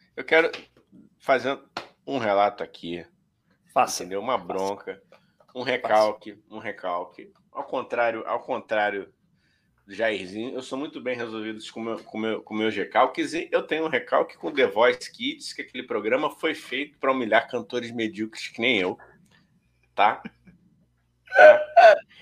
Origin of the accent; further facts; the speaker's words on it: Rio de Janeiro, Brazil; A gente é do Rio de Janeiro